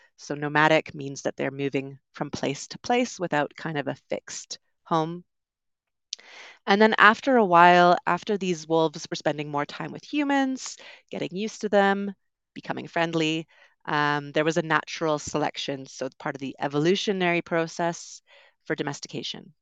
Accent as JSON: {"language": "English", "country": "Canada", "also_born_or_lived": "United Kingdom", "moved": "as an adult", "said": "I'm originally from Canada, also lived in the U K for a while"}